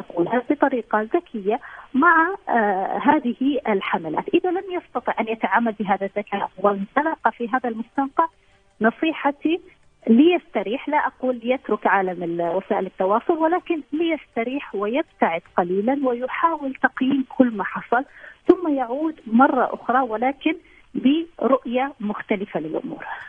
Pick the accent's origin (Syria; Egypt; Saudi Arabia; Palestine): Saudi Arabia; عندنا في السعوديه